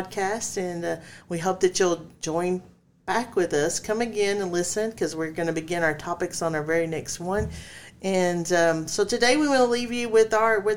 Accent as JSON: {"language": "English", "region": "Texas", "country": "United States", "said": "since we are from Texas"}